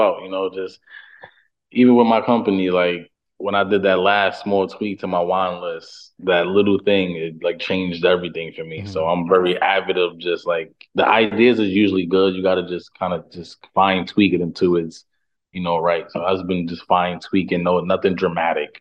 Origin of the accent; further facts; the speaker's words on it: New York City, New York, United States; moved away as an adult; now in Brooklyn, United States; I'm from Harlem